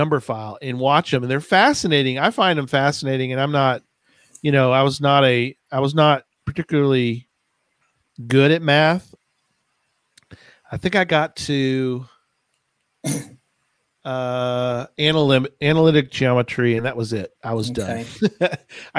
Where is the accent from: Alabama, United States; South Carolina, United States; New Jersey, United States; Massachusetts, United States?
New Jersey, United States; I'm from Jersey